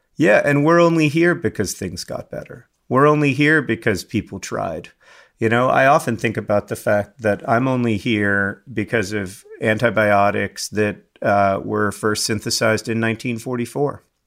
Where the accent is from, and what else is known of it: United States